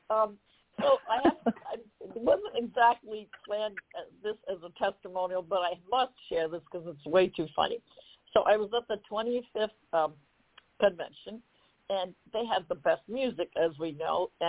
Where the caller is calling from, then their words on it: Columbus, Ohio, United States; I'm coming calling from Columbus, Ohio.